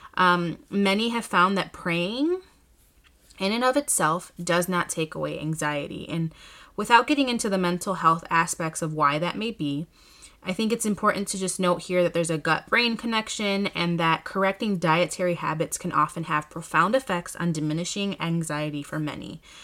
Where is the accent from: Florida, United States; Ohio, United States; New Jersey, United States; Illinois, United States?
Illinois, United States; Chicago; here in my hometown in Chicago